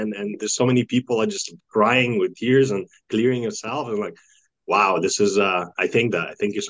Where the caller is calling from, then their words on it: Toronto, Ontario, Canada; Currently, I'm located in Toronto, Ontario, in Canada.